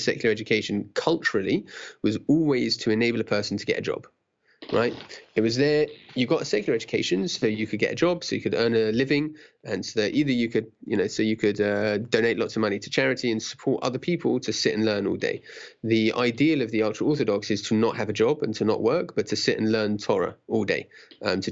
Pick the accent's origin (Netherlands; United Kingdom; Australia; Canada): United Kingdom; London; I grew up in Stanmore, which is in London, northwest London, top of the Jubilee line.